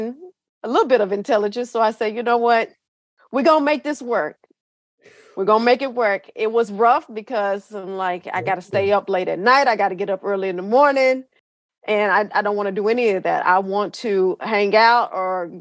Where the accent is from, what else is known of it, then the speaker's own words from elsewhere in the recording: Gladewater, Texas, United States; moved away as an adult; also born or lived in Dallas-Fort Worth, Texas; born and raised in East Texas. I was there all the way up until, I think, 2007. And then I moved to the Dallas-Fort Worth area